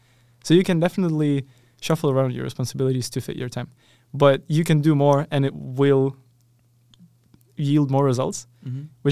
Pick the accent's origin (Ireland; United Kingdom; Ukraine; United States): Ukraine; moved away as an adult; so I come from Ukraine